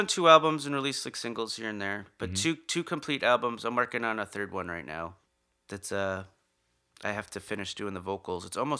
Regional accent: Nyack, New York, United States; Yeah, I grew up in Nyack, New York.

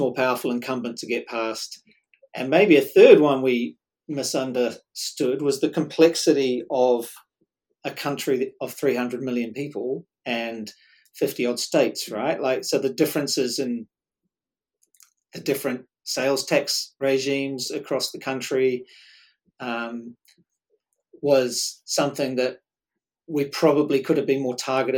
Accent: New Zealand; accent: Kiwi; we were embarrassed about sounding Kiwi

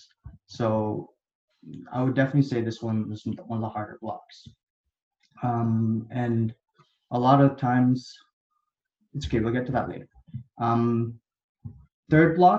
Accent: Canada; also born or lived in India / Dubai, United Arab Emirates; I was born in India, and then I lived in Dubai for a little bit and the United Arab Emirates. But then I moved over to Canada when I was like in grade four.

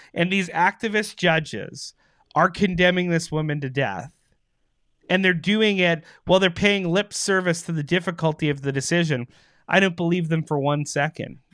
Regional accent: Canada

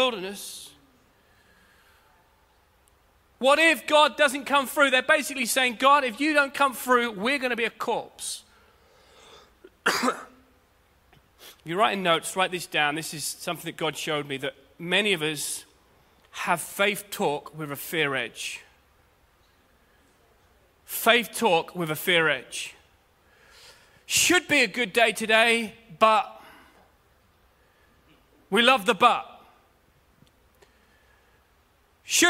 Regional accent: United Kingdom; as Brits, and I'm a Brit

